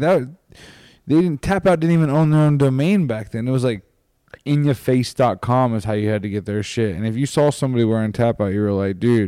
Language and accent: English; Hilmar, California, United States; I'm from Hilmar, California, which is forty-five minutes outside of Stockton. We're, I'm a two oh nine boy, too, so, and, like, I was raised there